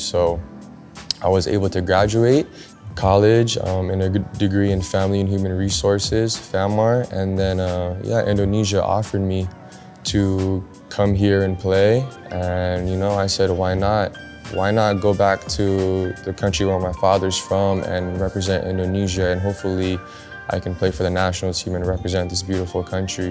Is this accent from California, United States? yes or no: yes; Los Angeles, California, United States; growing up in Los Angeles, California.